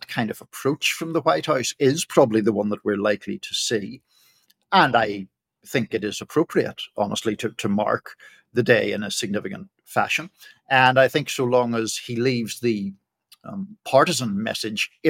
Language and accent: English; Northern Ireland, United Kingdom; now in United States; as people will tell from my accent, I grew up in Ireland, in the north of Ireland